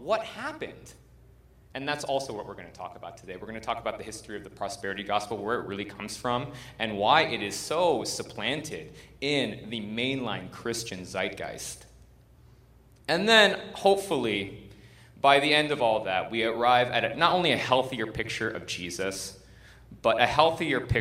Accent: United States; we're American

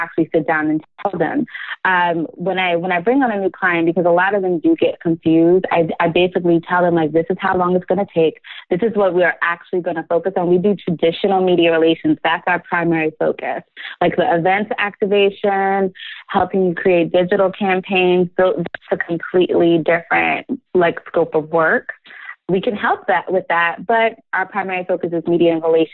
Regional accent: New Jersey, United States; She and I grew up together in New Jersey

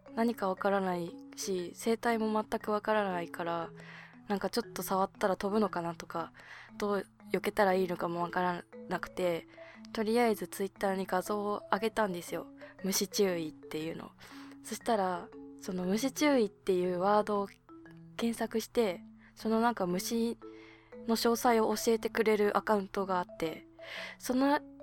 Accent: Hokkaido, Japan; now in Tokyo, Japan

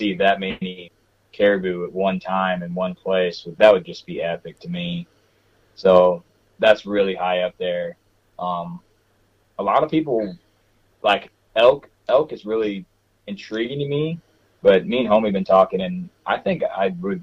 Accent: Missouri, United States; moved away; I'm from Missouri originally

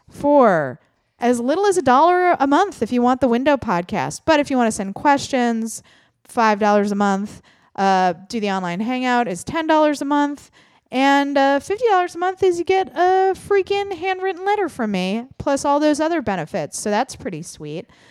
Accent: Midwest, United States; I'm also from the Midwest

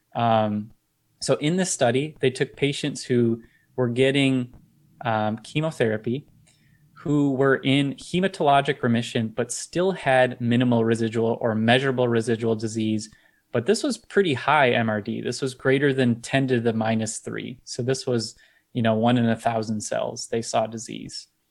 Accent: Detroit, Michigan, United States; I'm from the Michigan area, Detroit area.

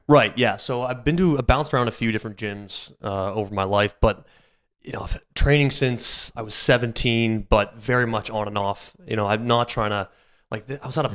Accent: Aurora, Ontario, Canada; also born or lived in Sarnia; now in Toronto, Canada; Grew up in Aurora.

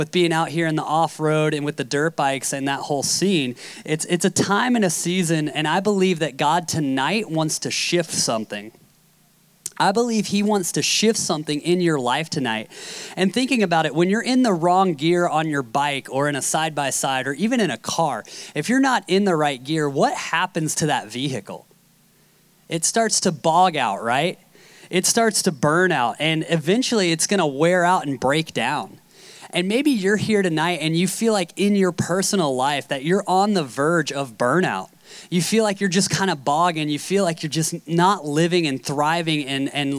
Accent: Carlsbad, California, United States; I'm from Carlsbad, so it's about a two-hour drive west

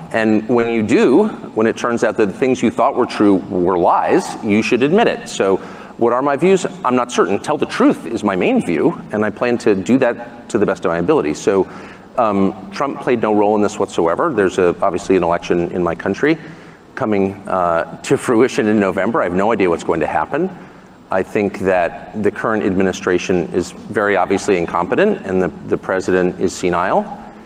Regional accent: United States; the America that I grew up

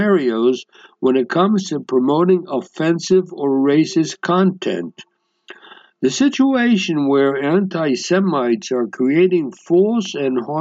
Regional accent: United States; moved away; I grew up in the United States

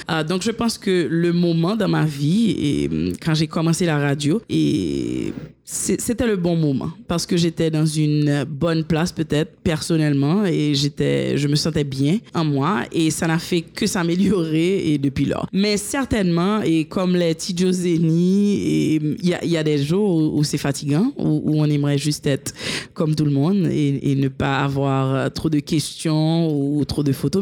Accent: Haiti; also born or lived in United States; je suis née en Haïti, j'ai été élevée ici, j'ai étudié ici et jusqu'à l'université.

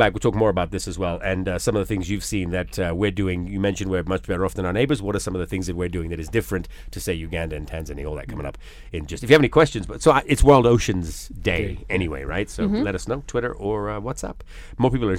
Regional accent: Florida, United States; and I grew up on the Atlantic, actually, in Florida, yet...

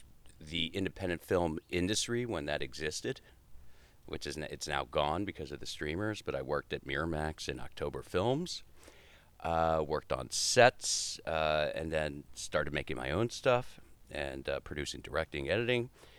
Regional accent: D.C., District of Columbia, United States; moved away as an adult; also born or lived in Boston / New York; now in Los Angeles, United States; I grew up outside Washington, D.C.

